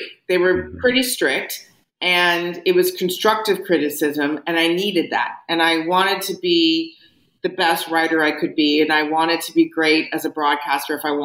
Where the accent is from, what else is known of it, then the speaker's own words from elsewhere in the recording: Beverly Hills, California, United States; I went through the Beverly Hills school system from 5 years old, all the way through Beverly High